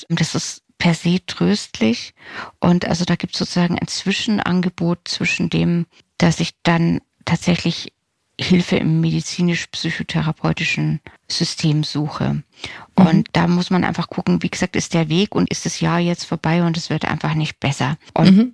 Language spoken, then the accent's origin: German; Germany; bei uns in Deutschland